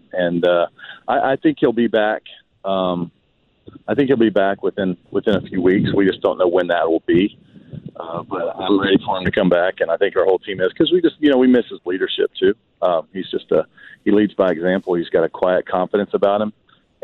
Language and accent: English; Georgia, United States; the friends I grew up with in my hometown. They travel up here all the time to go to Braves games. The state of Georgia